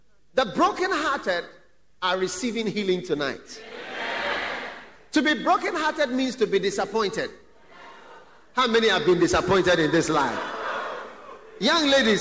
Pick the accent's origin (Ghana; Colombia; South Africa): Ghana; I've been in Ghana for some time. I'm also a Ghanaian.